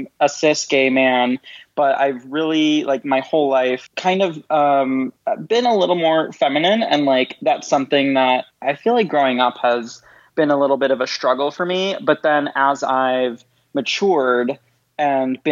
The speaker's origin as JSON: {"language": "English", "town": "Detroit", "region": "Michigan", "country": "United States", "moved": "as an adult", "lives_now": "Chicago, United States", "said": "I'm originally from Detroit."}